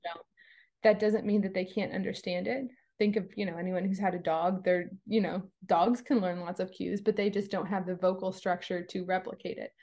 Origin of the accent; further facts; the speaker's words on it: East Coast of Florida, United States; I was born on the East Coast of Florida